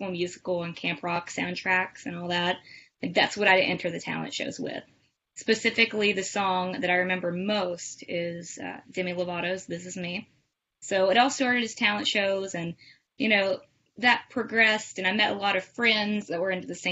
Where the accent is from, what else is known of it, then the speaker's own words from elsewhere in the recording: Summersville, West Virginia, United States; I am from Summersville, West Virginia, so a West Virginia local girl, local musician